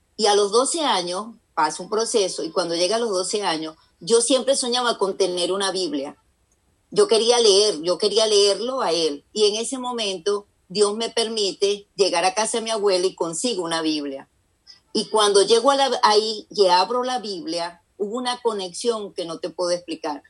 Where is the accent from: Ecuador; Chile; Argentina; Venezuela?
Venezuela; now in United States; yo estoy casada con un americano, vivo aquí en Estados Unidos, yo soy venezolana